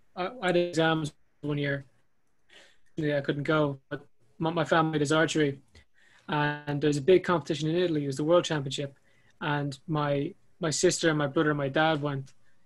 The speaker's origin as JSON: {"language": "English", "country": "Ireland", "tie": "born or raised there", "said": "And being Irish, born in Ireland"}